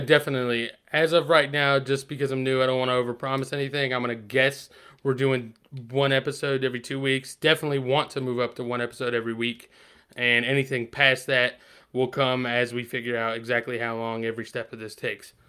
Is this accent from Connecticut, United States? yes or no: no; Asheboro, North Carolina, United States; we're both from Asheville, North Carolina